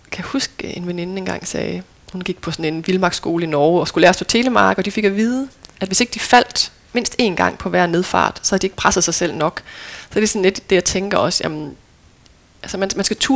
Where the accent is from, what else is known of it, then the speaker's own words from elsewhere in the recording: North Denmark Region, Denmark; for selvom jeg er vokset op ved Limfjorden, jamen, så har vi altid været ved den vestlige del af Limfjorden